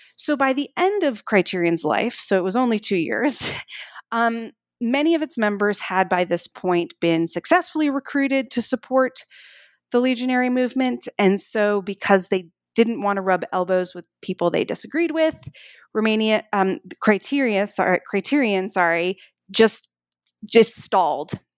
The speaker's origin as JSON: {"language": "English", "town": "Durham", "region": "North Carolina", "country": "United States", "tie": "born or raised there", "said": "growing up in the eighties, uh, in Durham, North Carolina. That's where I grew up"}